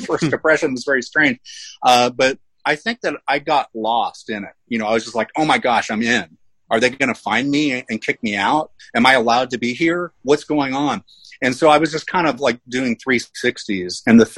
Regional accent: Tulsa, Oklahoma, United States; moved away as an adult; I grew up in Tulsa, and I have spent most of the last 20 years out of Oklahoma, but I came back a couple years ago

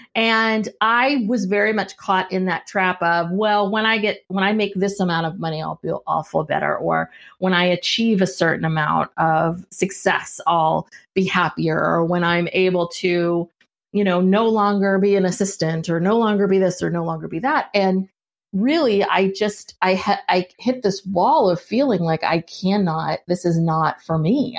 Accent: San Francisco Bay Area, California, United States; also born or lived in Los Angeles; I'm from the San Francisco Bay Area. I'm a Northern California kid.

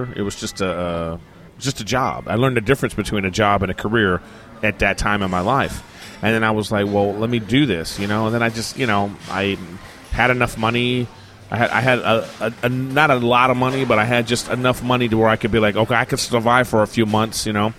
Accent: Los Angeles, California, United States; I'm from

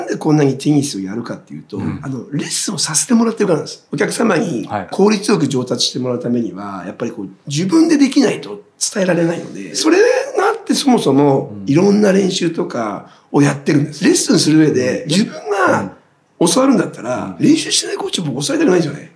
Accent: Tochigi, Japan; moved away as an adult; now in Yokohama, Japan; 地元が栃木で、はい、もう早く家を出たかったです

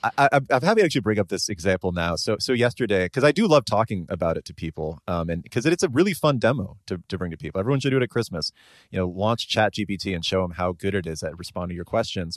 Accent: Bay Area, California, United States; someone growing up in the Bay Area

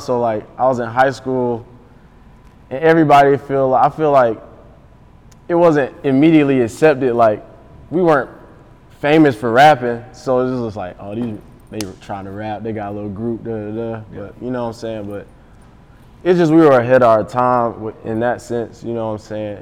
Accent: Atlanta, Georgia, United States; growing up in Atlanta

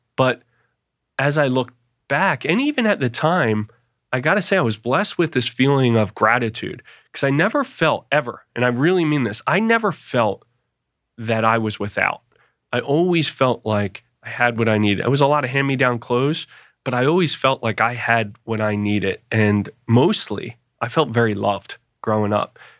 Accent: Philadelphia, Pennsylvania, United States; I grew up in Philadelphia

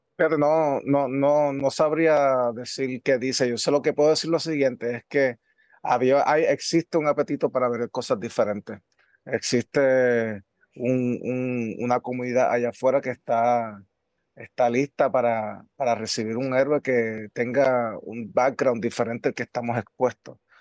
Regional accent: Puerto Rico; tanto yo como puertorriqueño

